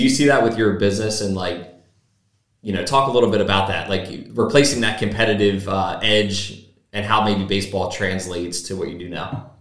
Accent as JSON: {"language": "English", "town": "Chesapeake City", "region": "Maryland", "country": "United States", "tie": "born or raised there", "also_born_or_lived": "Cecilton"}